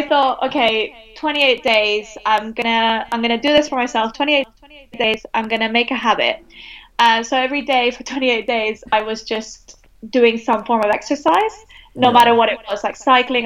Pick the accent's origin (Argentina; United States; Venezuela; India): Venezuela; now in United Kingdom; I'm from Venezuela.